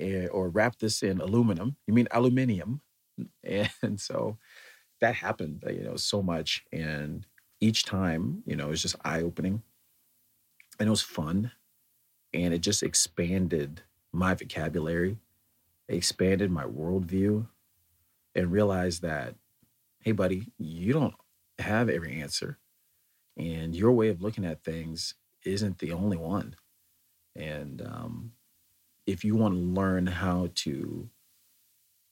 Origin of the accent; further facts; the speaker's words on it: United States; as an American having lived here and then traveled over there